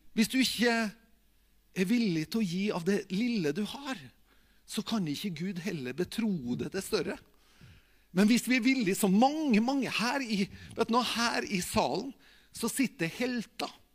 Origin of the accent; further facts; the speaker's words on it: Tingvoll, Møre og Romsdal, Norway; jeg er, jo, fra Tingvoll